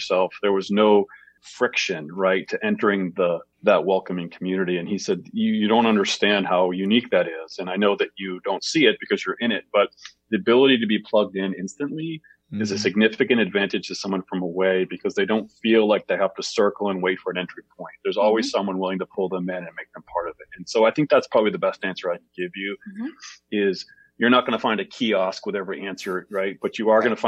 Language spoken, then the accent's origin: English; Bangor, Maine, United States; also born or lived in Portland, Maine / Lewiston, Maine; I grew up in Bangor